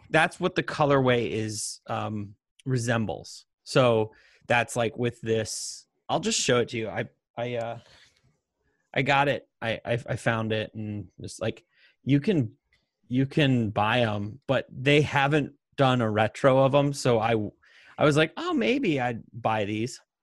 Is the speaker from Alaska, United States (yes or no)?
no; Montana, United States; moved away; also born or lived in Las Vegas; we grew up in Montana